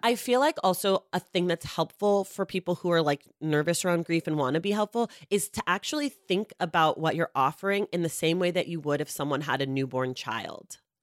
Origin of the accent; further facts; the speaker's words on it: United States; I'm glad that I live here, but I don't necessi-, I've never lived anywhere else